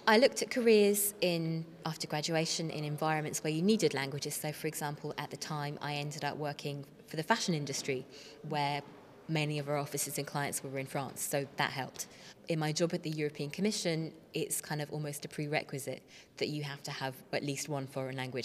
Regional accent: Portsmouth, South East England, United Kingdom; I come from Portsmouth

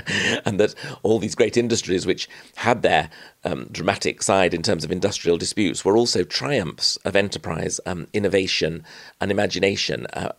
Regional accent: Yorkshire and the Humber, United Kingdom; my part of the North Yorkshire

